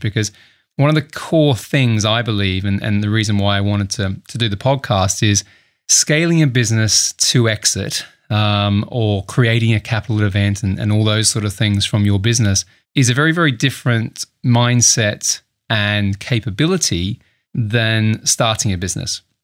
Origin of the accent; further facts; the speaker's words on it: Adelaide, South Australia, Australia; moved away as an adult; also born or lived in Sydney; now in United Kingdom; I'm Australian. I, uh, grew up in Adelaide, South Australia